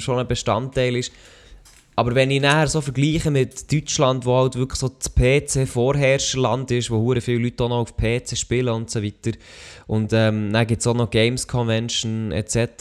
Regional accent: Switzerland

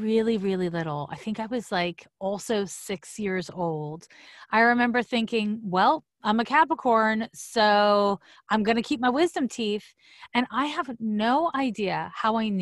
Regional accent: Quebec, Canada; moved away as an adult; also born or lived in San Francisco; I'm from Quebec, so it's CEGEP

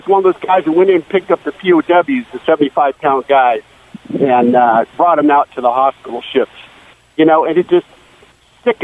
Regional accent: Southern California, United States; moved away as an adult; now in Missouri, United States; And I grew up in Southern California, but I served all over the frickin' world. And I ended up in Missouri, and I love it here.

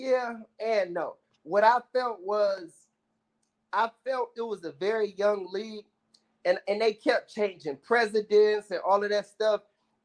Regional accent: Detroit, Michigan, United States; You know what? Big time. My dad was, I was so young, but my dad used to take me to the Bad Boys games, like Isaiah Thomas and all them.

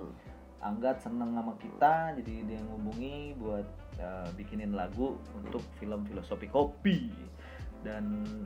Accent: Pontianak, West Kalimantan, Indonesia; now in Jakarta, Indonesia; kota gue di Pontianak uh

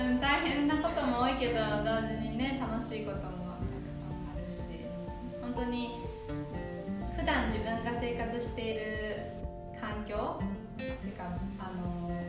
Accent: Japan; moved away as an adult; also born or lived in Tokyo / Shizuoka; now in Minnesota, United States; 生まれ育ちは東京と静岡

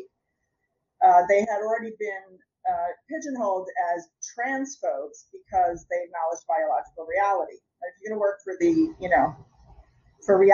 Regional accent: United States; I'm an American

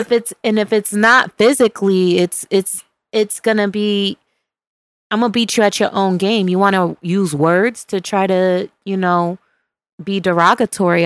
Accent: Buffalo, New York, United States; which is my hometown, Buffalo, New York

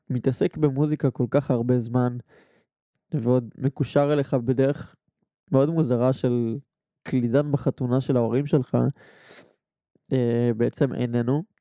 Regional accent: Rishon LeZion, Central District, Israel; ושהוא היה משמעותי ומהותי גם לעיר ראשון לציון שאני גדלתי בה ועדיין גר בה כל החיים.

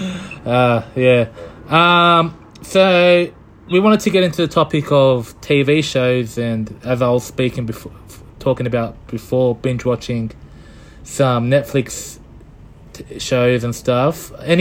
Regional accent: Scotland, United Kingdom; Scotland. I'm from Scotland.

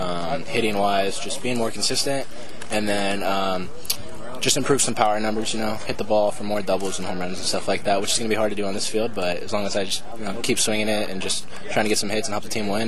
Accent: Hemet, California, United States; moved away; I'm from Hemet, California. It's a small town in Riverside County.

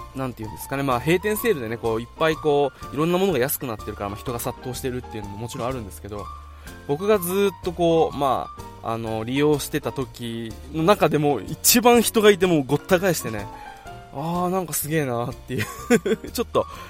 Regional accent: Okinawa, Japan; 小学校の時はそれこそこう今まで住んでていたところから引っ越してきて沖縄

